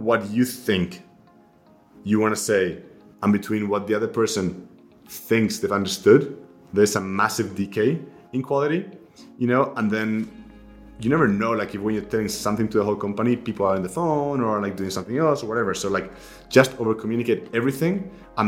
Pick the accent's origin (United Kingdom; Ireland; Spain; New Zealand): Spain; moved away as an adult; also born or lived in Munich; now in New York, United States; I'm originally from Spain, so I grew up there